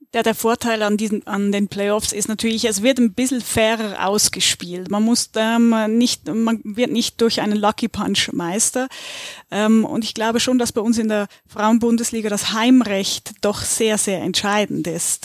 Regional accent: Switzerland; now in Germany; komme ich aus der Schweiz

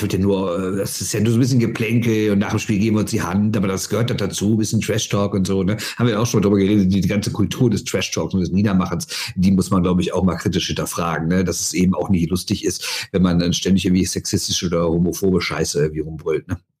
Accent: Düsseldorf, North Rhine-Westphalia, Germany; als Düsseldorfer

